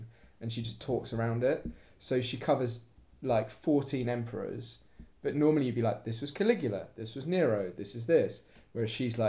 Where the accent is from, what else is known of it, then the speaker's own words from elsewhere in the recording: United Kingdom; as a British person